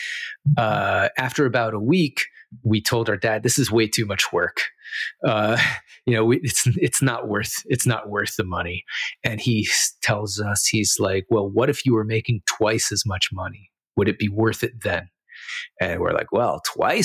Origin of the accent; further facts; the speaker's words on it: Miami, Florida, United States; also born or lived in St. Louis, Missouri / Israel; I moved to Miami when I was 8 years old.